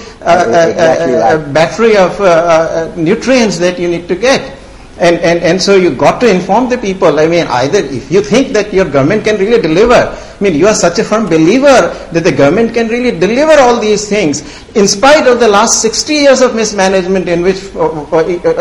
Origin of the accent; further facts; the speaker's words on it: India; now in New York, United States; growing up in India